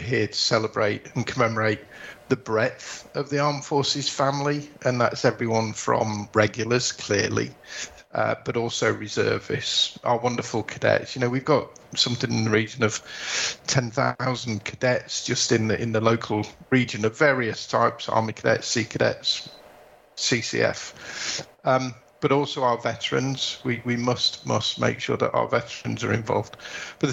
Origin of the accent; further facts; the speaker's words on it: Yorkshire and the Humber, United Kingdom; it's not just the Yorkshireman in me, but it's the Northerner in me